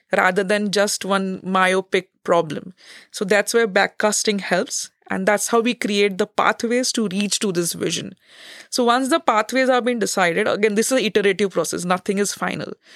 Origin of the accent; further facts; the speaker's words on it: India; moved away as an adult; now in Netherlands; a researcher from India.